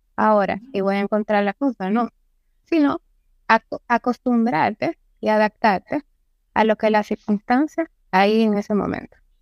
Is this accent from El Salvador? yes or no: no; Santiago de los Caballeros, Santiago, Dominican Republic